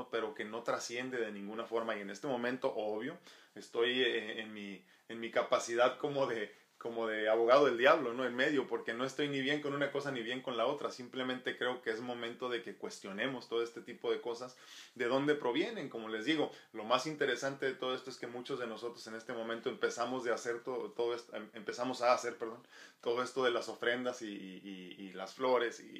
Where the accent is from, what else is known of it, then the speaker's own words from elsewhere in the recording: Mexico; obviamente soy mexicano, entonces tengo que hacerlo, ¿no? Si no, pues qué tan mexicano soy.